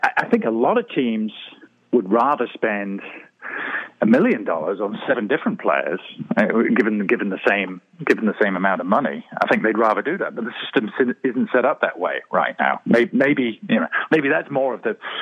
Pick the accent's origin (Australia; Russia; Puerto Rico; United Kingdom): United Kingdom; Marlborough, South West England; I grew up in the West Country of England, a small town called Marlborough